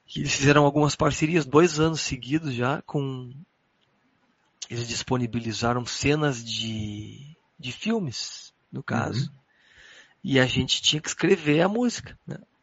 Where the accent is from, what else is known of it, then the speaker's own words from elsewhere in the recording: Porto Alegre, Rio Grande do Sul, Brazil; moved away as an adult; nunca tinha saído da cidade, né? Tipo, sempre fiquei em Porto Alegre